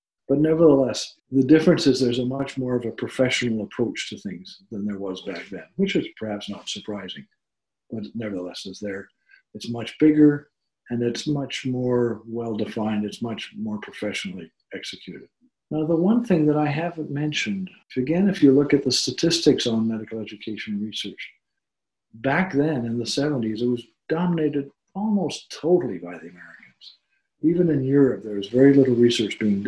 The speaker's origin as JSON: {"language": "English", "country": "Canada", "said": "I am a Canadian"}